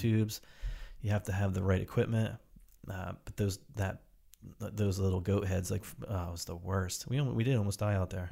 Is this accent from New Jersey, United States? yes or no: yes; New Jersey, United States; now in Portland, United States; my buddies and I grew up in New Jersey